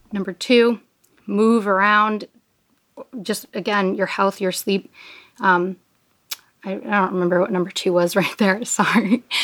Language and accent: English; New York, United States; I'm from New York